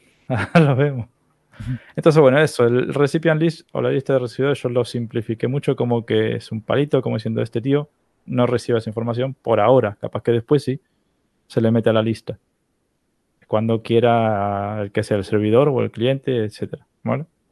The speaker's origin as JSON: {"language": "Spanish", "country": "Argentina", "accent": "Argentine", "said": "yo tengo acento argentino"}